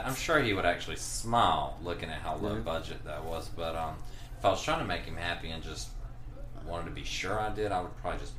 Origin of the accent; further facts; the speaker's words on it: Dublin, Georgia, United States; moved away as an adult; Being born and raised in Lawrence County outside of Dublin for 19 and a half years